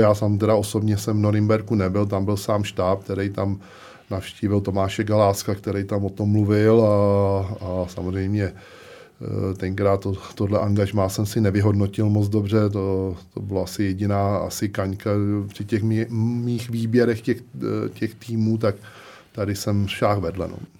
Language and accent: Czech; Smetanova Lhota, South Bohemian Region, Czechia; Pořád jsem aktivní fotbalově u nás ve Smetanový lhotě